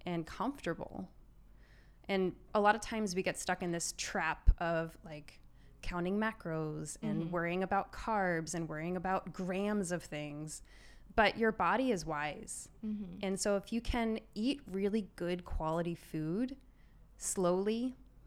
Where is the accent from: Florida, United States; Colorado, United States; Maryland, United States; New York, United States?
Maryland, United States; now in Glendora, United States; I grew up in Maryland